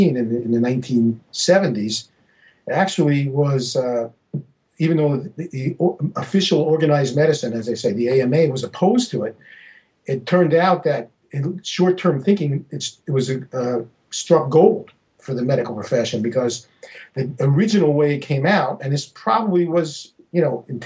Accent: New York City, New York, United States; when I was growing up in New York City in the 1960s

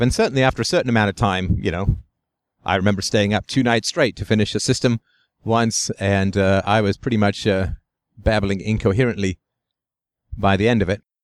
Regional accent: London, United Kingdom; twelve Priory Crescent, where I grew up in England, on Hermitage Road

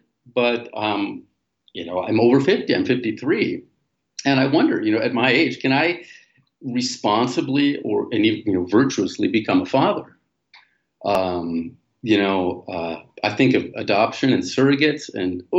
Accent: United States; moved away as an adult; also born or lived in Europe / Asia; now in Latin America; I was born in the States

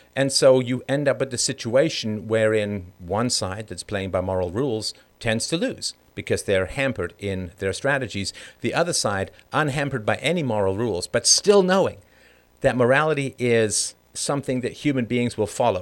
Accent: London, United Kingdom; also born or lived in Ireland; I was born in Ireland, but I grew up in a council estate in London.

